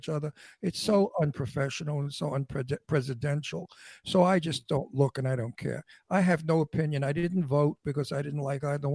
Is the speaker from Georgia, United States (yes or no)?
no; New York City, New York, United States; I was born in Red Hook Projects in Brooklyn. My parents were on welfare. I was very privileged. I lived in Astoria, Queens, in an old house